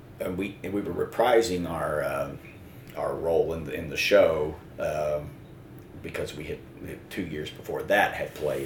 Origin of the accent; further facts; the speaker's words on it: the South, United States; We're from the South, so it has to be about guns, right?